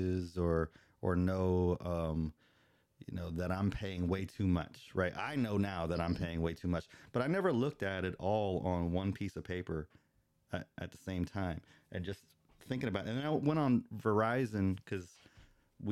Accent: Tampa, Florida, United States; moved away; I'm not from this area. I'm from the Tampa Bay area, so I'm a Buccaneer fan

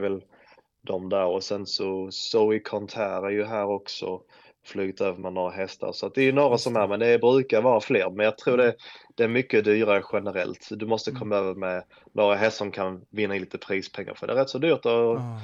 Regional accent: Sweden; moved away as an adult; now in United States; hemma i Sverige

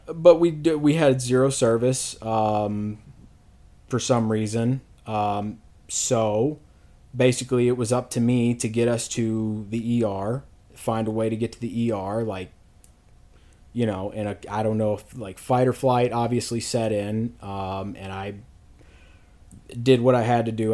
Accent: Louisville, Kentucky, United States; I'm from Louisville, Kentucky, born and raised

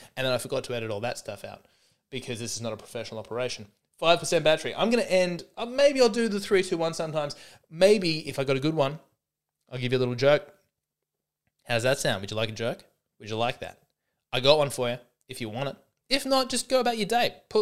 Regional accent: Australia; I'm an Aussie.

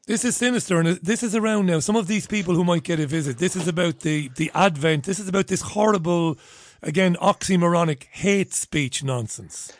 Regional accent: Ireland; as an Irishman

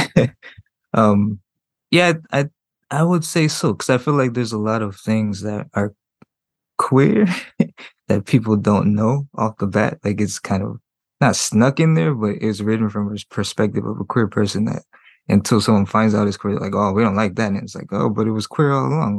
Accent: Compton, California, United States; also born or lived in San Francisco / Berkeley; I'm from Compton

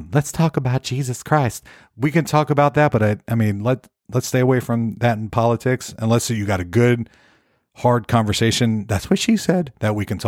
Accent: St. Petersburg, Florida, United States; moved away as an adult; now in Nashville, United States; I'm from the Tampa, St. Petersburg area.

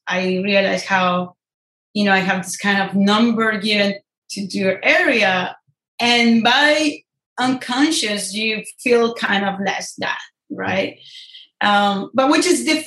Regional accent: Ibagué, Tolima, Colombia; now in San Francisco, United States; I grew up in Estrato Uno, which is, you know, a very low-income family area in Ibagué

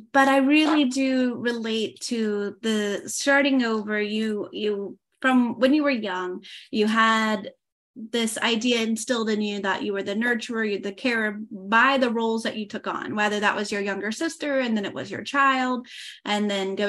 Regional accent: Oklahoma, United States; first language English; moved away as an adult; now in France; I used to live in the US in Oklahoma for the first 28 years of my life.

